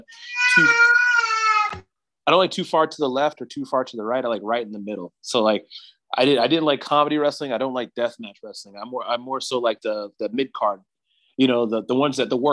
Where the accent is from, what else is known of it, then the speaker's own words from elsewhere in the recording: South Carolina, United States; now in California, United States; South Carolina is where I'm from originally